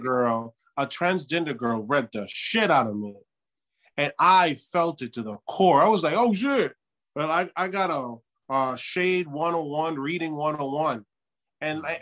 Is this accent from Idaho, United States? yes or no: no; New York, United States; I grew up in New York